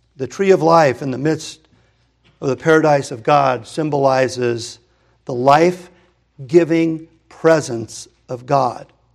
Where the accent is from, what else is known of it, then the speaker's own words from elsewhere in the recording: Hermosa Beach, California, United States; I grew up in Hermosa Beach